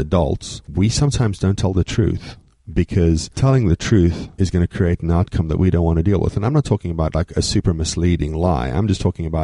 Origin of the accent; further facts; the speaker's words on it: South Africa; moved away; I was born in South Africa.